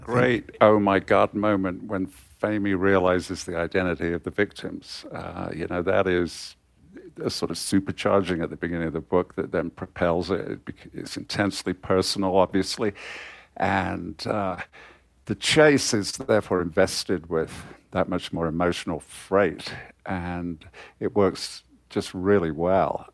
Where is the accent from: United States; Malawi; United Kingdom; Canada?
United Kingdom; Coventry, West Midlands; I was born in Coventry, uh, in the, in the nineteen fifties.